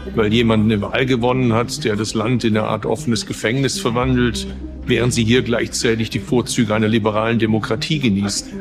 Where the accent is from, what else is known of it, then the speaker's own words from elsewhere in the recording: Stuttgart, Baden-Württemberg, Germany; wo ich herkomme, aus Stuttgart